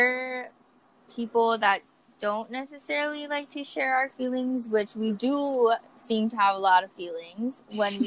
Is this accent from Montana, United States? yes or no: no; Kauai, Hawaii, United States; also born or lived in Grand Junction, Colorado; now in Oahu, United States; I am actually from Kauai too. So we're both from Kauai, but I just live on Oahu currently.